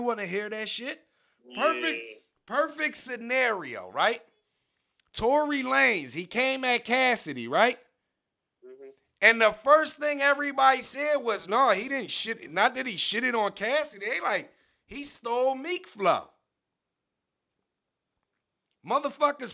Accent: Philadelphia, Pennsylvania, United States; I'm from Philly

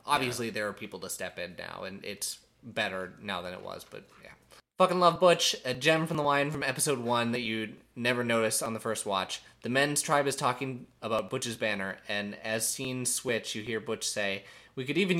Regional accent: Eau Claire, Wisconsin, United States; Growing up in Eau Claire, which also has a large Hmong population, you learn a lot of this stuff

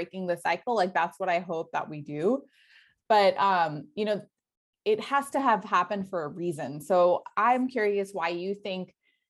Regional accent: United States; growing up in the States

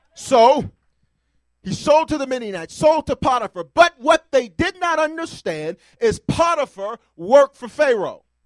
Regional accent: the South, United States; I'm from the South

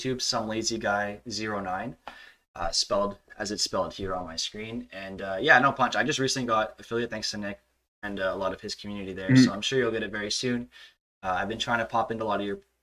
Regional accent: Montreal, Quebec, Canada; growing up in Montreal

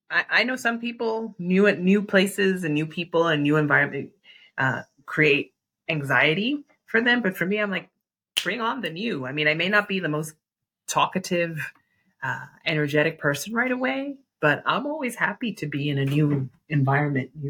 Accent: New York, United States; New York feels like home. When I'm there, I, I feel like New York has shaped me.

